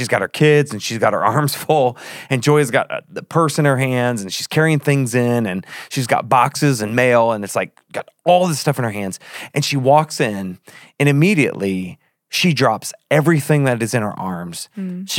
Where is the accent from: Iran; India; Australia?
Australia; I'm from Australia. Like, I put R's in my A's.